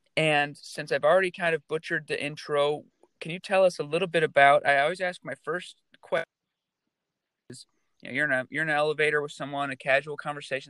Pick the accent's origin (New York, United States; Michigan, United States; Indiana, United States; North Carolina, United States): Michigan, United States; now in California, United States; As a native Michigander